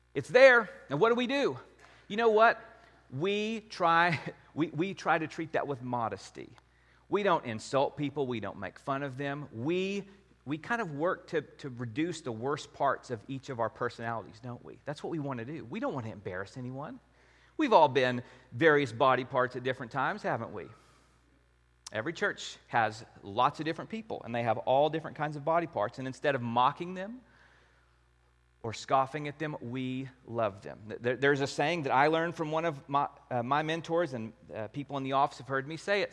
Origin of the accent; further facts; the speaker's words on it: Wichita Falls, Texas, United States; the church I grew up at in Wichita Falls